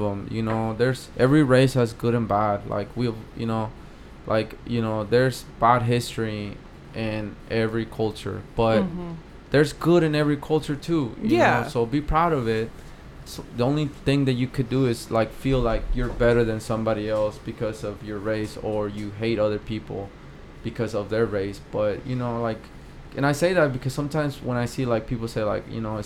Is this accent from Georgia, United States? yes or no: no; Watauga, Texas, United States; also born or lived in Monterrey, Mexico; I grew up in Watauga, Texas